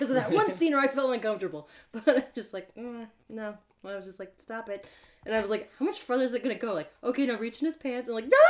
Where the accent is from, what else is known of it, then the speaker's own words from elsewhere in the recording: Phoenix, Arizona, United States; "I've only ever been from Phoenix."